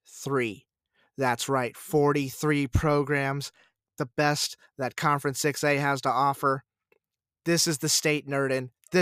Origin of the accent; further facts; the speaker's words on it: San Antonio, Texas, United States; the Alamo Dome, my hometown, my backyard, at my party in San Antonio, Texas.